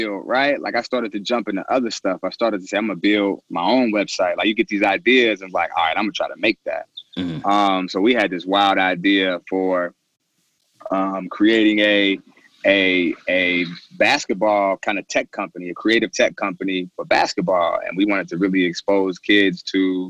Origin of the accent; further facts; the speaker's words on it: Cincinnati, Ohio, United States; also born or lived in Louisville, Kentucky; I was born in Louisville, Kentucky. I grew up in Cincinnati, Ohio. So I went to high school here